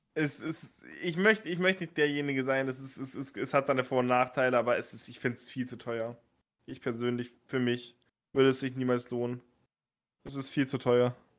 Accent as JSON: {"language": "German", "region": "Bremen", "country": "Germany", "said": "Ich komme aus Bremen"}